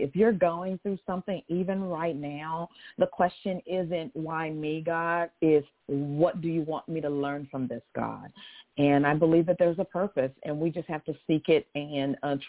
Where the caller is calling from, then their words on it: Conroe, Texas, United States; I'm calling from Conroe, Texas, which is a little north of Houston, Texas.